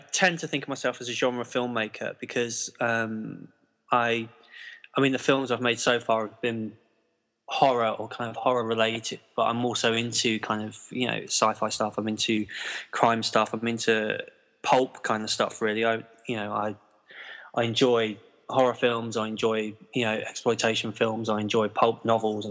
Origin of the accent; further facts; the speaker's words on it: London, United Kingdom; now in Nottingham, United Kingdom; I grew up in London, actually, kind of in the shadow of Heathrow Airport